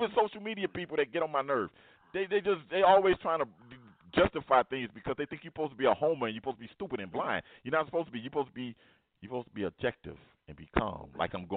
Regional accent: Miami, Florida, United States; I was born and raised in Miami.

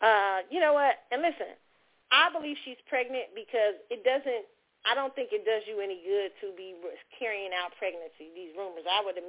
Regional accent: New York City, New York, United States; And growing up in New York City, it's a very different thing.

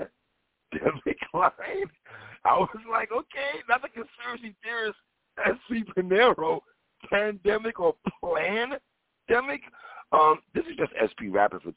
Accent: New York City, New York, United States; now in Florida, United States; I'm being from New York City

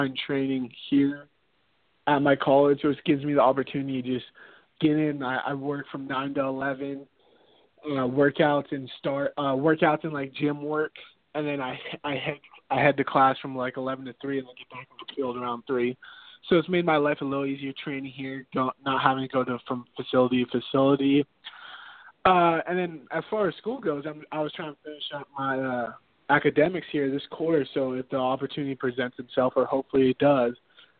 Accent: San Diego, California, United States; Born and raised in San Diego

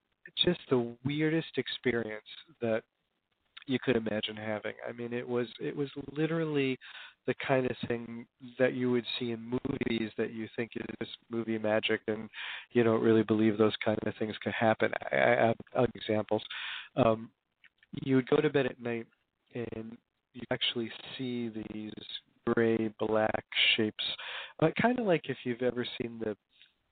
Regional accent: Hoboken, New Jersey, United States; I actually I grew up in Hoboken, New Jersey, back in the days when it was a kind of traditional blue-collar town

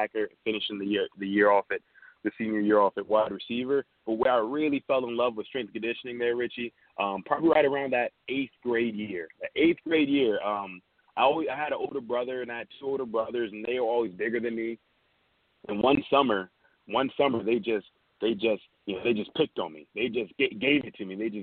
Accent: Charlotte, North Carolina, United States; now in Charleston, United States; born and raised in Charlotte there. Charlotte, North Carolina.

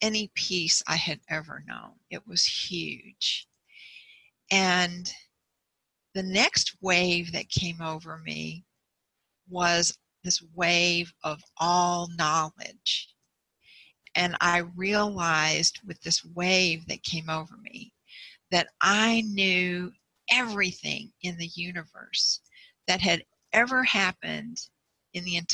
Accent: Bryan, Texas, United States; also born or lived in Houston; my hometown, Bryan. It's like an hour and a half north of Houston

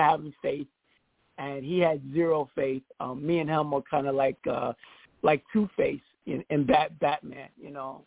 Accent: New York City, New York, United States; I'm from the Bronx

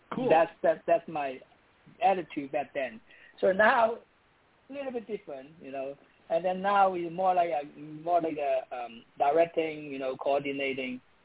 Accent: Hong Kong; moved away as an adult; now in United States; I'm from Hong Kong.

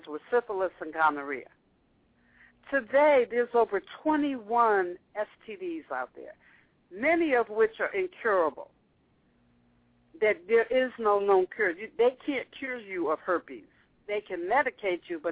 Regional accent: the North, United States; I grew up in the North

